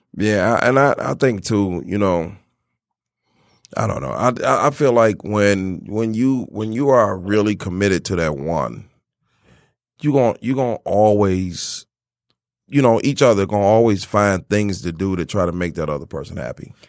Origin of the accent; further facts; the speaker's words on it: Miami, Florida, United States; moved away; I'm originally from Miami. I'm from Florida